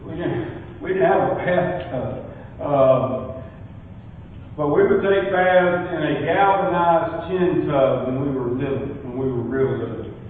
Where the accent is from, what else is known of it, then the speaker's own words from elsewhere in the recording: Porterdale, Georgia, United States; I was raised in Porterdale, a little mill village in North Georgia near here. I'm a I'm proud of it. Porterdale was a great place to be raised.